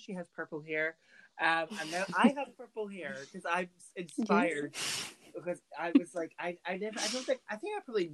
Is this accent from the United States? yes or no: no; Burntisland, Scotland, United Kingdom; Junior Youth Theatre and Burnt Island Youth Theatre are drama groups in my hometown.